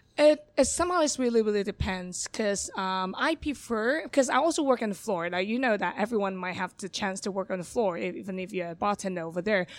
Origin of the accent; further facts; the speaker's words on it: Hong Kong; English is a second language; moved away as an adult; also born or lived in London; born and raised in Hong Kong